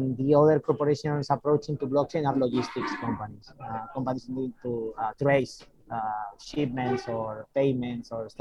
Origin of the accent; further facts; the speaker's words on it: Spain; I'm from Spain, I'm the CEO and founder of Euler Tools